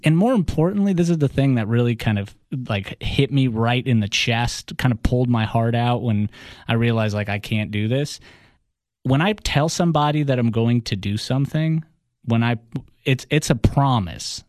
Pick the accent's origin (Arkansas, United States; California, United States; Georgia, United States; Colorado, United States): Georgia, United States; Atlanta; first language Russian; English is a second language; also born or lived in Russia; we all moved to Atlanta. We grew up um, as immigrants. I learned English in six months